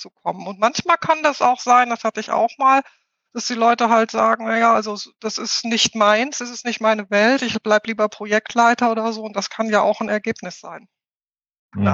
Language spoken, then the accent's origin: German; Ruhr area, North Rhine-Westphalia, Germany; moved away as an adult; also born or lived in Hamburg; now in near Munich, Germany; ich bin im Ruhrpott aufgewachsen. Das ist auch das, glaube ich, was meine Aussprache am meisten prägt